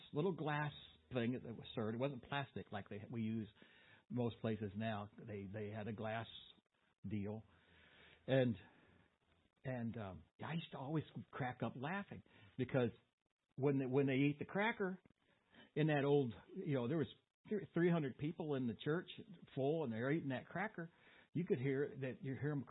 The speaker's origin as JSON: {"language": "English", "town": "Boonville", "country": "United States", "tie": "born or raised there", "said": "in the Baptist church where I grew up in Boonville"}